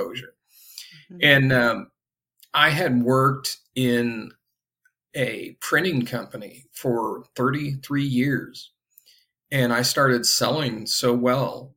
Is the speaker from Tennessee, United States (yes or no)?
no; Indiana, United States; I grew up in Indiana. I'm in Indianapolis currently.